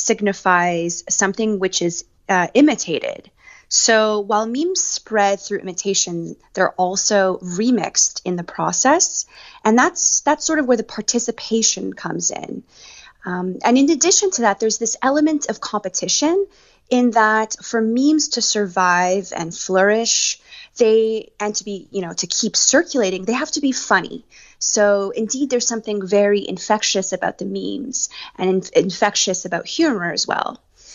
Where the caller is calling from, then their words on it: Los Angeles, California, United States; I'm calling from Los Angeles, where a lot of my friends and family are, and I'm lucky enough to be here during this part of this pandemic.